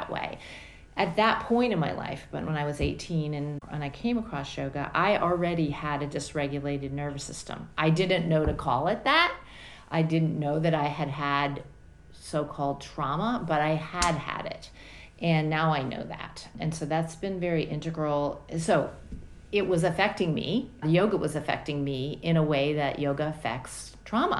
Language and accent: English; Washington, District of Columbia, United States; also born or lived in Nashville, Tennessee; I was born in Nashville, Tennessee, the southern part of the United States, and then my parents moved the family to the Washington, D.C. area, and that's really where I grew up, is around Washington, D.C., in the suburbs of Washington, D.C.